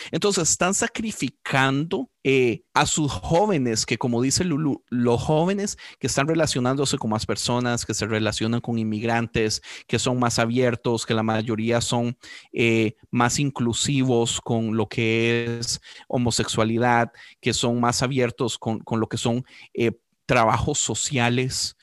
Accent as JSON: {"language": "Spanish", "country": "Costa Rica", "said": "yo como costarricense"}